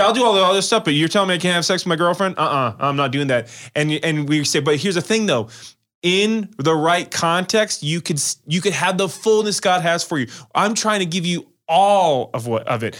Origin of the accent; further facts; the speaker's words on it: Las Vegas, Nevada, United States; I'm from Las Vegas